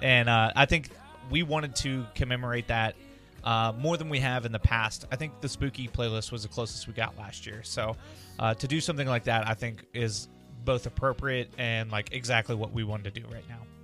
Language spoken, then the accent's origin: English; Midwest, United States; we're from the Midwest